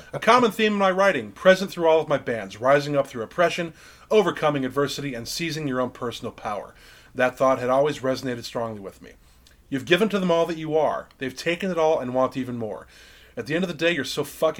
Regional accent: United States

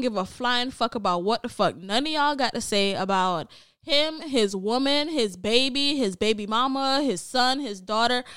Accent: Jamaica; as a Jamaican

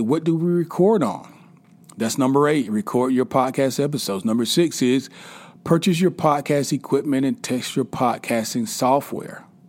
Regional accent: South Carolina, United States; now in Atlanta, United States; I am from South Carolina

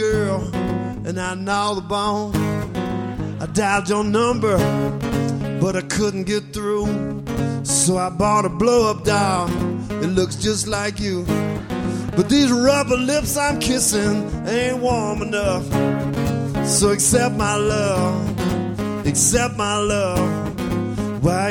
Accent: Tupelo, Mississippi, United States; I'm from Tupelo, Mississippi, the birthplace of ….

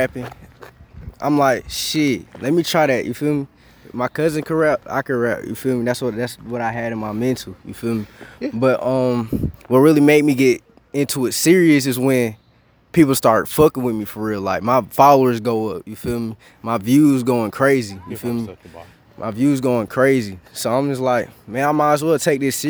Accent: Lexington, North Carolina, United States; I'm originally from Lexington, North Carolina.

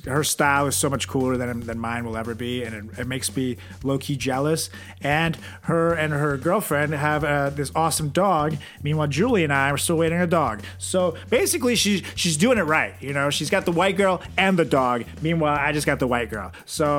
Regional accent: Venezuela; oh, hey, I'm from Venezuela.

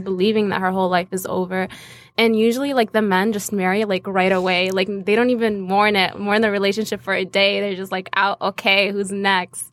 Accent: Asira ash-Shamaliya, Nablus Governorate, Palestine; I'm from Palestine, Nablus Asira Shamalia

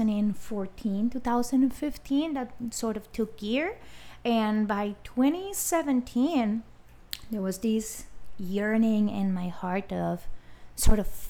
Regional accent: Colombia; moved away as an adult; now in United States; as you may guess by the accent, I am Colombian as nationality. I have been residing in the U.S. for just about 11 years

